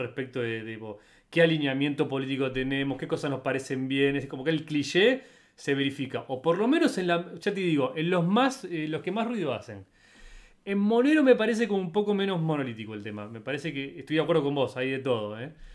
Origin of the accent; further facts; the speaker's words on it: Argentina; yo como argentino